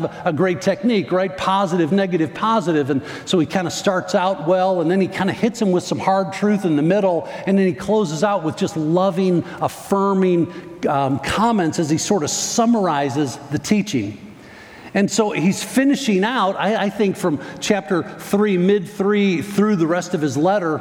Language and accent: English; Northern Illinois, United States; moved away; I grew up in Northern Illinois